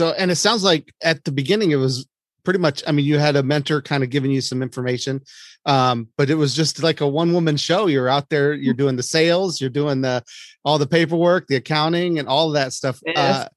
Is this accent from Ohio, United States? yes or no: yes; Ohio, United States; also born or lived in Columbus, Ohio; I'm in Cleveland now, but I grew up in Ohio and went to school in Columbus, lived there for many years.